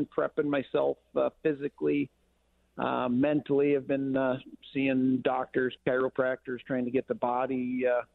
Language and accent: English; Becker, Minnesota, United States; I am from Becker, Minnesota, owner of the Shock Shop in Becker